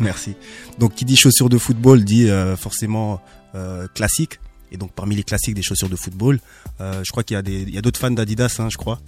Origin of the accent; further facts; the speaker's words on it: Strasbourg, Grand Est, France; also born or lived in Bischheim; j'ai vécu au Gerbaden à, à Bischheim. Donc je suis un mec disons entre guillemets de quartier. j'ai grandi au Neuf et puis j'ai vécu également à l'Elzo.